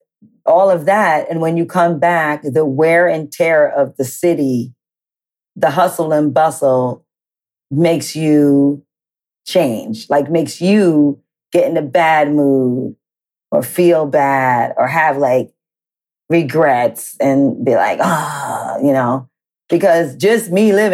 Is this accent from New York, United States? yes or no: yes; New York City, New York, United States; moved away as an adult; also born or lived in Miami; I grew up in Manhattan, in the Village, the center of the world